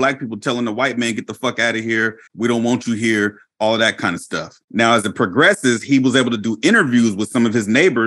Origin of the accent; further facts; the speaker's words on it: Inglewood, California, United States; moved away; I was born in Los Angeles. I was born in Inglewood, but I have family members that still live there